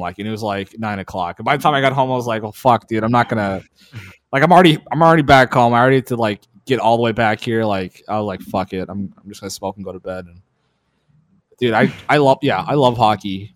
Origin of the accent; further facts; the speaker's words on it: Minnesota, United States; moved away; also born or lived in Duluth, Minnesota; I grew up in Minnesota